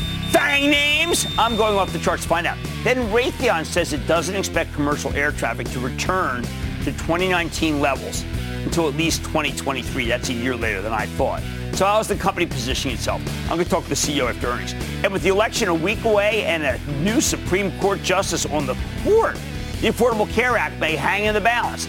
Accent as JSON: {"language": "English", "town": "Plymouth Meeting", "region": "Pennsylvania", "country": "United States", "said": "I'm from Plymouth Meeting"}